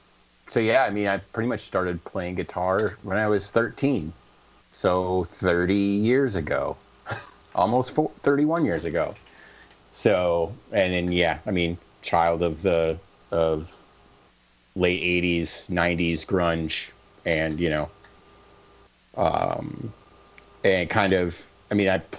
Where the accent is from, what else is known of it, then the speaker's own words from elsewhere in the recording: Clinton, Iowa, United States; I grew up in Clinton.